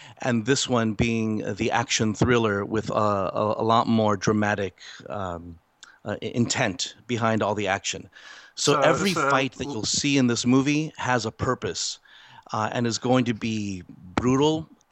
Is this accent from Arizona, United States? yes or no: no; California, United States; I'm a California boy, born and raised